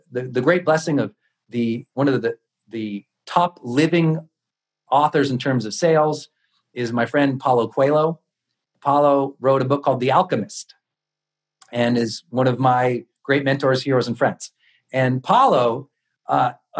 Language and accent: English; Montana, United States; I'm a kid from Montana, and I grew up in the part of town